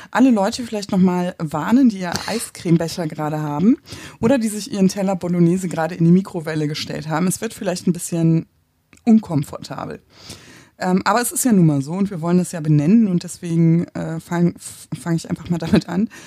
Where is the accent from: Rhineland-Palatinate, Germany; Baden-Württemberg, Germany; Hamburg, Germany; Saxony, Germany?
Hamburg, Germany; ich komme aus Hamburg. Ähm, wir haben es nicht so mit Bergen. Ich wohne am Stadtrand, also im Prinzip Grenze an Grenze zur schleswig-holsteinischen Einöde.